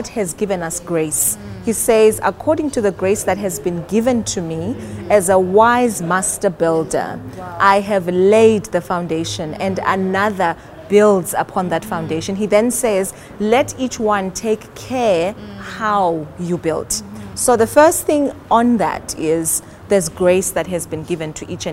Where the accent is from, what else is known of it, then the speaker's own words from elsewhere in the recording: South Africa; also born or lived in Johannesburg; I am South African. Mm-hmm. I am based in Johannesburg